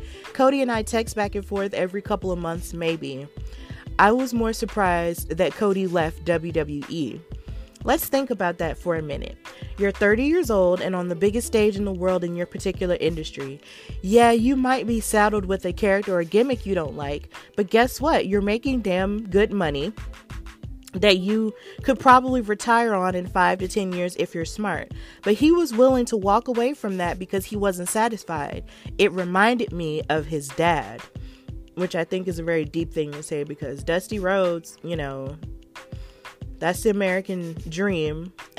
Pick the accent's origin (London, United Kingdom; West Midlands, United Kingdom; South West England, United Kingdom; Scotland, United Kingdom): West Midlands, United Kingdom; Birmingham; The last appearance of that tour was in my hometown of Birmingham, UK, United Kingdom, where it all started.